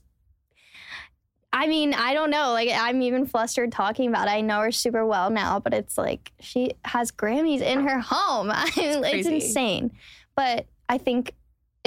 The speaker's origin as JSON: {"language": "English", "area": "Charlotte area", "region": "North Carolina", "country": "United States", "tie": "born or raised there", "moved": "as an adult", "lives_now": "Nashville, United States", "said": "I'm from North Carolina, as I said, like a small town, Charlotte area."}